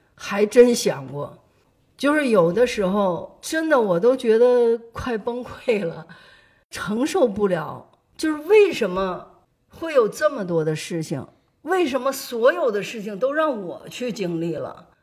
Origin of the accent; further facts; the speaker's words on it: China; 我们中国人